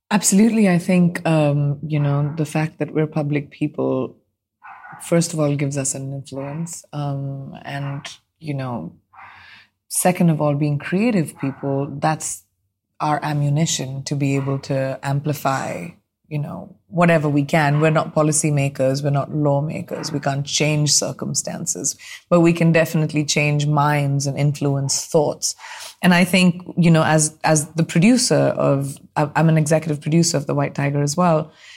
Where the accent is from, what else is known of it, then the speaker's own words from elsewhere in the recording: India; moved away; as an Indian